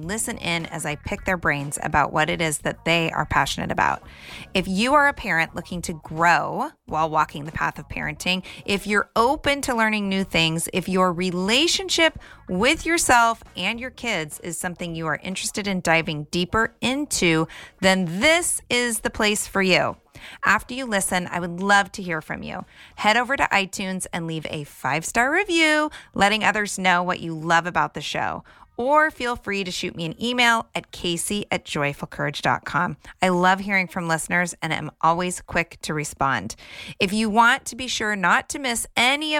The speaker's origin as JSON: {"language": "English", "region": "Southern California", "country": "United States", "tie": "born or raised there", "said": "I grew up in Southern California, at the beach"}